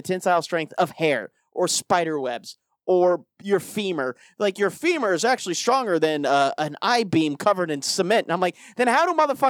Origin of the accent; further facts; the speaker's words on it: Colorado, United States; I grew up in Colorado